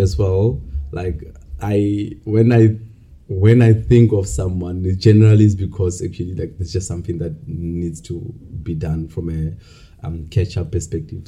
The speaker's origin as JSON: {"language": "English", "town": "Bloemfontein", "region": "Free State", "country": "South Africa", "tie": "born or raised there", "also_born_or_lived": "Cape Town", "moved": "as an adult", "said": "I'm um, from South Africa, um, a land full of many amazing dancing people, no lies. um, I grew up in uh, Bloemfontein, but for the past while I've been in Cape Town"}